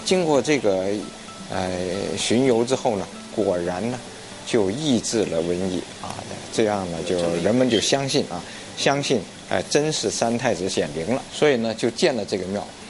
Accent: Wuhua, Guangdong, China; 我家乡五花，也确实就是咔咔咔，就是打石头的

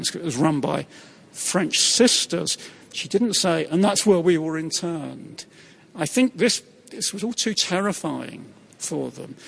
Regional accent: Windsor, South East England, United Kingdom; I grew up in Windsor

